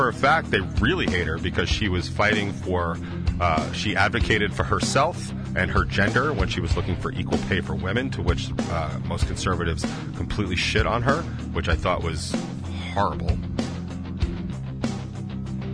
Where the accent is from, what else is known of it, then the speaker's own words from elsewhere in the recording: United States; I'm an American